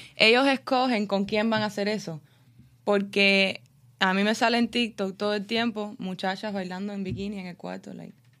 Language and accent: Spanish; Cuba; now in Miami, United States; Está el cubano normal, el que le gusta el cubaneo, como yo